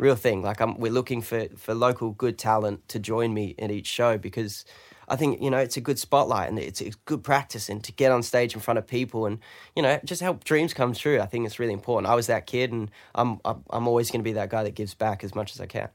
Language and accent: English; London, United Kingdom; now in Australia; I'm British. I'm from London